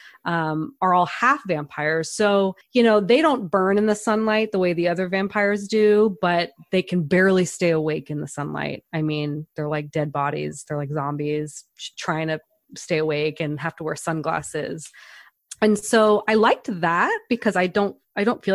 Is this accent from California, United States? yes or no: yes; Northern California, United States; I am from Northern California